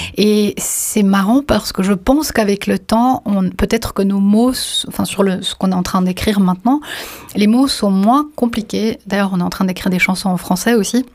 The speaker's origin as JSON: {"language": "French", "country": "Bosnia & Herzegovina", "tie": "born or raised there", "said": "je suis né en Bosnie-Herzégovine"}